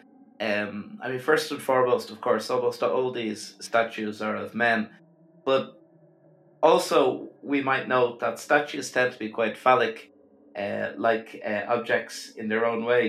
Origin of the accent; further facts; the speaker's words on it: Dublin, Leinster, Ireland; close to where I grew up in Fairview Park